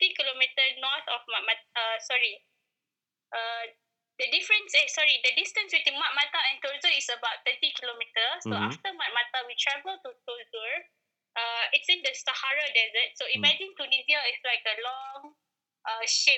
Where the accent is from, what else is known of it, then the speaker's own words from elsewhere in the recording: Malaysia; as a Malaysian, we live in like normal houses like this